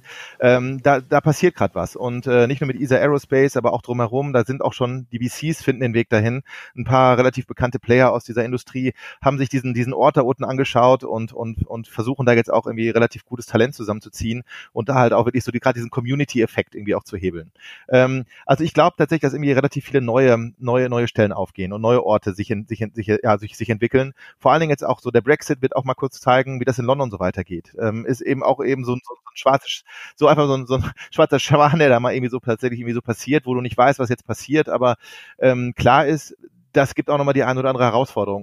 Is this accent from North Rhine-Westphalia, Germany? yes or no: yes; Ruhr area, North Rhine-Westphalia, Germany; komme aus dem wunderschönen Ruhrgebiet, äh, bin halber Holländer, halber Deutscher